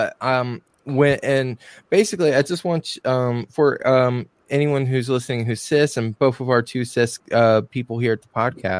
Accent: Bible Belt, North Carolina, United States; I grew up in Mayberry, for God's sakes, like for legit Mayberry.

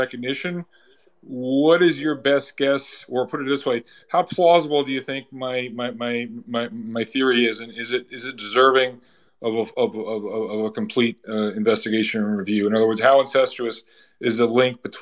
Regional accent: New Jersey, United States; I'm from New Jersey

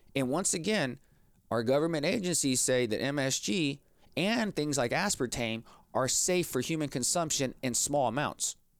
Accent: Texas, United States; I grew up here in Texas

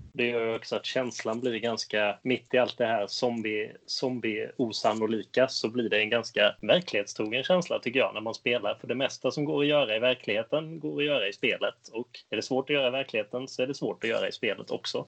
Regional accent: Skåne, Sweden; now in Gothenburg, Sweden; Jag är uppvuxen i Skåne.

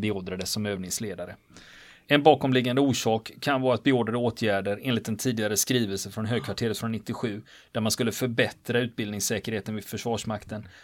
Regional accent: Gothenburg, Västra Götaland, Sweden; jag är ju göteborgare

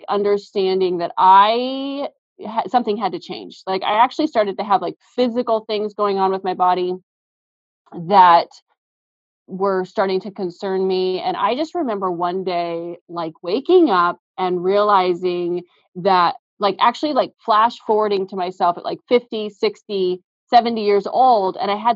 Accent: Seattle, Washington, United States; We've both been born and raised in the Seattle area

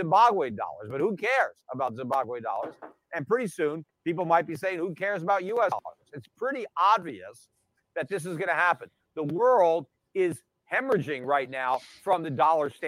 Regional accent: United States; as an American

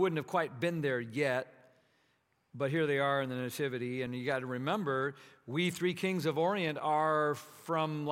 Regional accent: Minnesota, United States; moved away; So I grew up in Minnesota

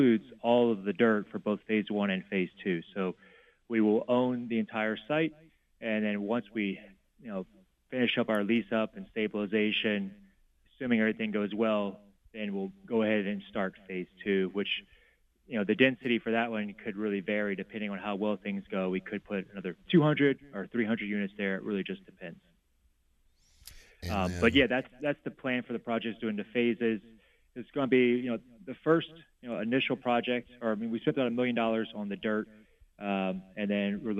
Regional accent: South Louisiana, United States; I'm from South Louisiana.

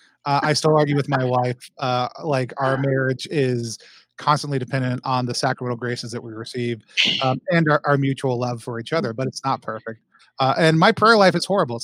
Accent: Allen, Texas, United States; also born or lived in Seattle; now in Philadelphia, United States; I grew up in Texas, just north of the city, in a place called Allen

